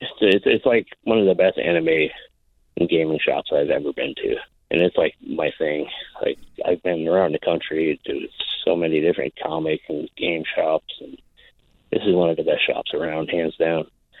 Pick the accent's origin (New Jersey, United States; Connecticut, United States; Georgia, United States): Connecticut, United States; now in Alaska, United States; Like I came here, I've been here for 15 years. I came from Connecticut.